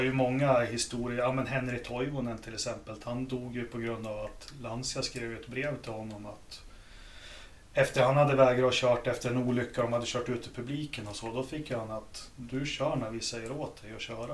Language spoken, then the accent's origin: Swedish; Sweden; jag som svensk racingfans